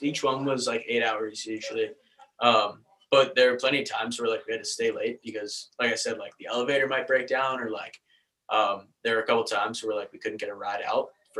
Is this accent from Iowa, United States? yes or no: no; Baltimore, Maryland, United States; moved away; I was from Baltimore